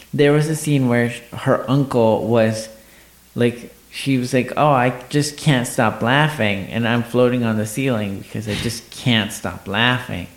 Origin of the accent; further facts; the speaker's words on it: Mexico; moved away; I grew up in Mexico